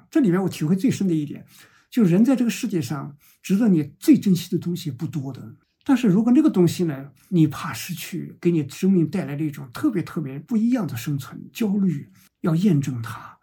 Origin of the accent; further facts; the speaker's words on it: China; 我们中国人